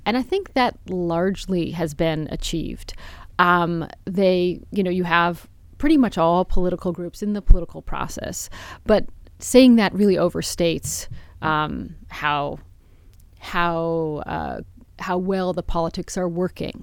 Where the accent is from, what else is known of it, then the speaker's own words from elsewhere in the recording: United States; even as an American